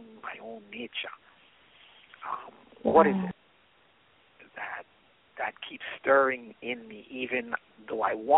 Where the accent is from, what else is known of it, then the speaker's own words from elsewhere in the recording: British Virgin Islands; moved away as an adult; also born or lived in United States; I'm from the British Virgin Islands, so I live in probably the most beautiful part of the world.